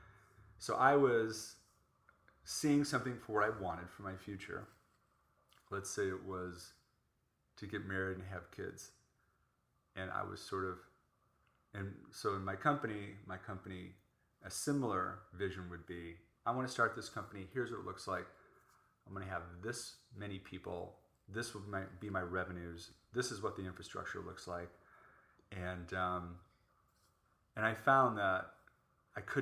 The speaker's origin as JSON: {"language": "English", "town": "Chicago", "region": "Illinois", "country": "United States", "tie": "born or raised there", "also_born_or_lived": "New York / Orange County", "moved": "as an adult", "lives_now": "Los Angeles, United States", "said": "I grew up in Chicago and lived in New York."}